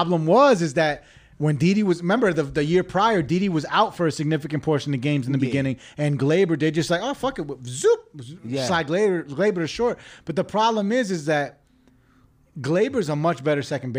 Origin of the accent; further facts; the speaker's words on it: United States; Like, look, I'm American. Obviously, I was born and raised in America, but like